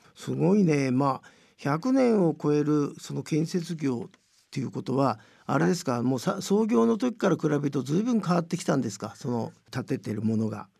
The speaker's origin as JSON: {"language": "Japanese", "region": "Tokyo", "country": "Japan", "tie": "born or raised there", "said": "僕はまあ豊島区で生まれてんだけど"}